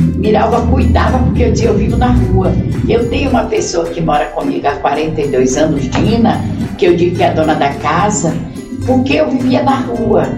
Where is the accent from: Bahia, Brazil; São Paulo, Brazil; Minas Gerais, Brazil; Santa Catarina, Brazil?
Bahia, Brazil; Itabuna; Itabuna porque essa é a minha terra